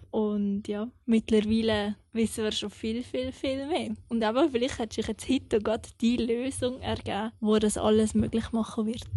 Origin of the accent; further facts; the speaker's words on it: Eastern Switzerland, Switzerland; moved away; also born or lived in Thun / Langenthal; ich bin in der Ostschweiz aufgewachsen